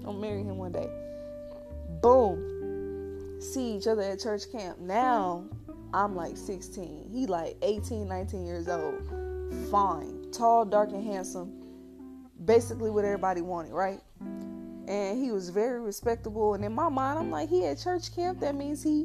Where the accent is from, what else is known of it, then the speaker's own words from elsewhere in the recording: St. Louis, Missouri, United States; I grew up in St. Louis, went to the V, that stands for Vashon